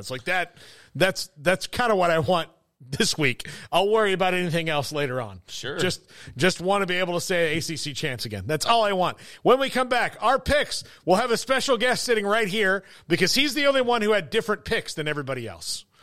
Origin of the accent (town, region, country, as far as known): Cincinnati, Ohio, United States; born or raised there